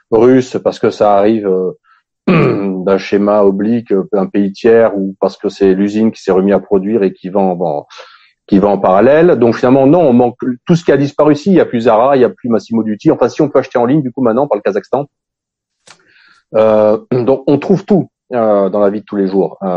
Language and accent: French; Russia; je partir jamais. Le, niveau de vie que j'ai ici